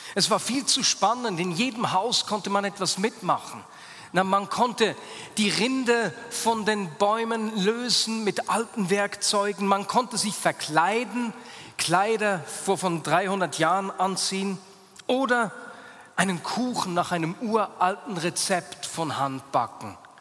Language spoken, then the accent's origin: German; Hasliberg, Bern, Switzerland; meine Kindheit auf dem Hasliberg